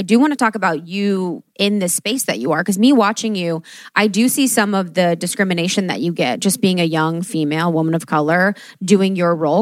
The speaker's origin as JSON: {"language": "English", "region": "Ohio", "country": "United States", "tie": "born or raised there", "said": "I am the girl from Ohio that grew up Catholic"}